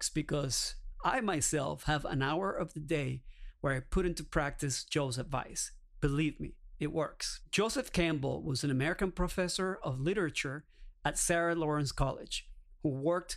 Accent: Caracas, Capital District, Venezuela; moved away; I'm originally from Caracas, Venezuela

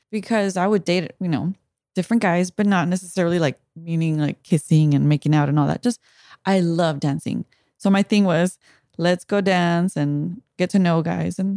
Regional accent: Watsonville, California, United States; now in San Francisco, United States; I'm from Watsonville

